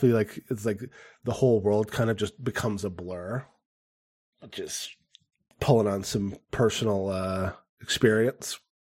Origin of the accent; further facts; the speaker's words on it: Phoenix, Arizona, United States; in my hometown, Pho-, in Phoenix when I grew up